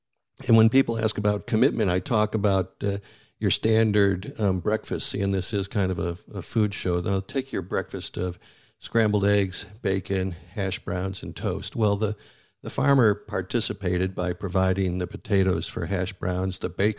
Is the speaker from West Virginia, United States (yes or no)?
no; Buffalo, New York, United States; I grew up in Buffalo, New York, which is a foodie town, a very ethnic town, and it's more than just the Bills and bowling, but food.